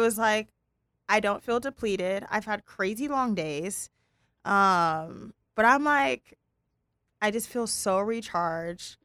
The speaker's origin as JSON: {"language": "English", "town": "Pasadena", "region": "California", "country": "United States", "said": "we're California, Pasadena girls"}